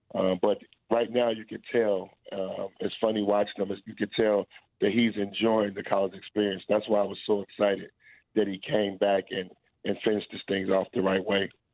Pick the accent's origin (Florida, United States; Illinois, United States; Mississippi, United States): Illinois, United States; Chicago; moved away as an adult; also born or lived in Lexington, Kentucky; I was a kid from Chicago that went to Montcalm, a small private school